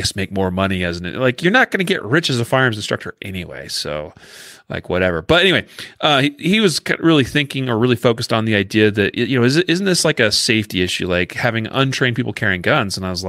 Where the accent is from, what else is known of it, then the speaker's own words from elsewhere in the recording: Idaho, United States; I remember when Idaho passed their constitutional carry law, and since that's my home state, you know, where I grew up, I got a lot of family and friends there